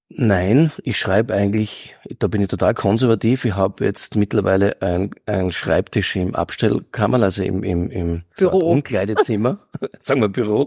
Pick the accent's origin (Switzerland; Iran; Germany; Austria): Austria; Graz, Styria; ich komme aus Eckenberg in Graz und da war, war ganz extrem, also die Bronx, der Steiermark, muss man sagen